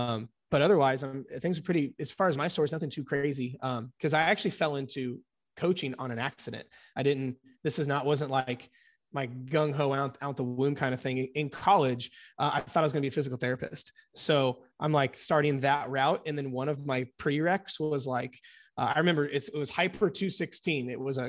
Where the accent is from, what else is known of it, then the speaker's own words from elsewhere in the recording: Indiana, United States; I'm 29 from Indiana here in the States, and been coaching about a decade.